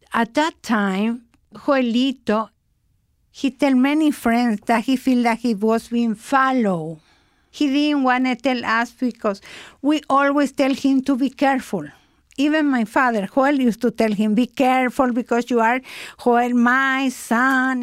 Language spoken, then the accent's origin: English; Paraguay; I am from Paraguay